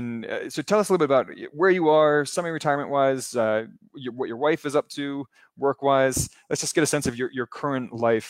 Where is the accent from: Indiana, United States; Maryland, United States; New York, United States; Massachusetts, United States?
Maryland, United States; I'm from Maryland, so not far away from there.